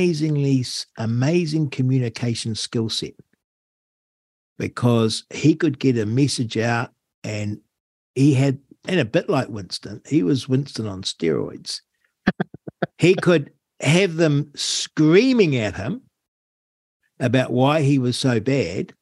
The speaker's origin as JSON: {"language": "English", "country": "United Kingdom", "said": "we're British"}